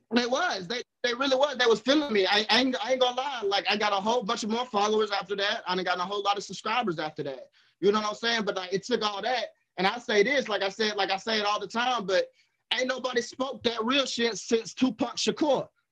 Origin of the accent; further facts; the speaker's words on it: Somerville, Alabama, United States; I'm from Somerville, Alabama